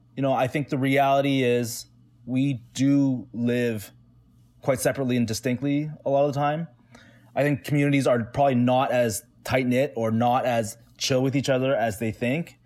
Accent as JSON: {"language": "English", "town": "Toronto", "region": "Ontario", "country": "Canada", "tie": "born or raised there", "said": "I grew up in the east side Chinatown in Toronto"}